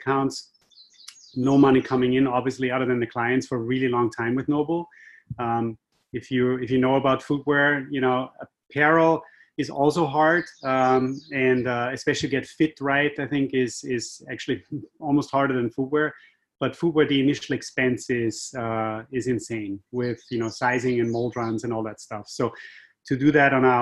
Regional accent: Austria; accent: Austrian; moved away as an adult; also born or lived in Asia; now in Boston, United States; My accent is Austrian. I'm from Europe originally

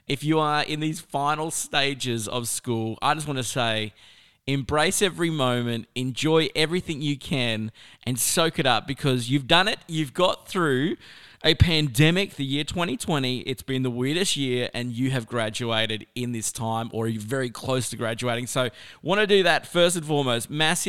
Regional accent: South Australia, Australia; born there; I used to always say, well, I was born in South Australia, so I could, you know, really swing either side.

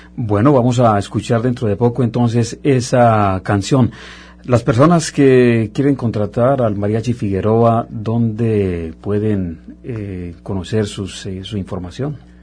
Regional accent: Colombia; now in Montreal, Canada; en mi caso colombiano, nos encanta también la música mexicana

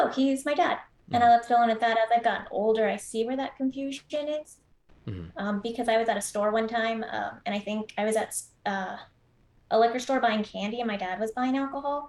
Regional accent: Austin, Texas, United States; being raised here, most of my family still lives here

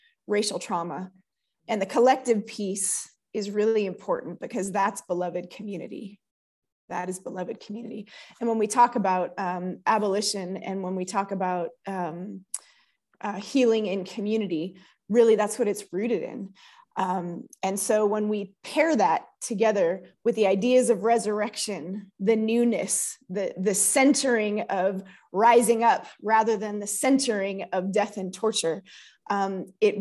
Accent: Oakland, California, United States; I grew up in East Oakland.

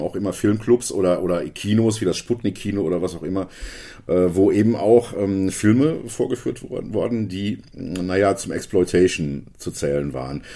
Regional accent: Hagen, North Rhine-Westphalia, Germany; bei uns in Hagen, meiner Heimatstadt Hagen

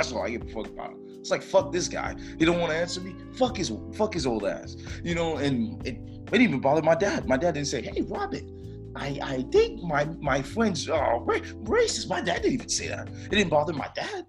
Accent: Miami, Florida, United States; moved away; I'm coming from Miami

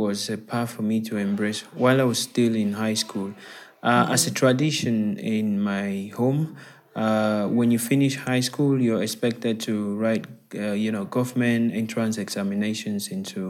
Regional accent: Bamenda, Northwest Region, Cameroon; also born or lived in Yaoundé; So I'm currently speaking to you from Cameroon, and I'm originally from Cameroon as well. Okay. I am actually in my hometown, Bamenda, as we speak.

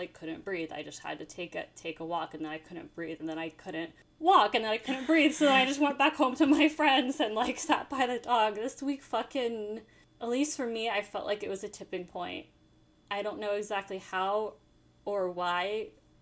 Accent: New York, United States; as a New Yorker

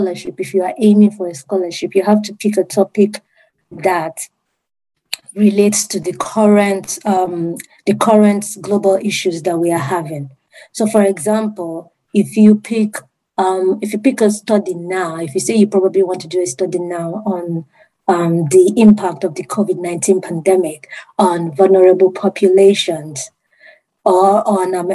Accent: Nigeria; moved away as an adult; also born or lived in United Kingdom; I'm from Nigeria. And then I had to move to the UK.

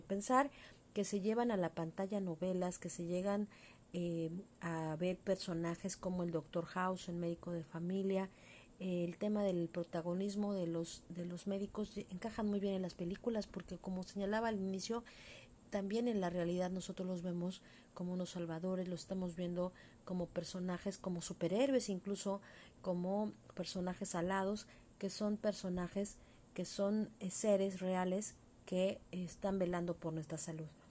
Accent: Mexico; lo que nos constituiría nosotros eh, como mexicanos

